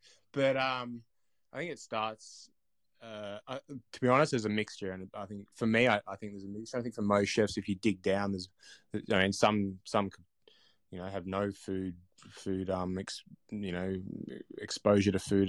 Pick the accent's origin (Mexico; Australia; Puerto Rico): Australia; Blue Mountains, New South Wales; I grew up in the Blue Mountains, and when I was lucky enough, my parents were English Poms over on the boats in the 70s, so I had no grandparents or anything, but over here.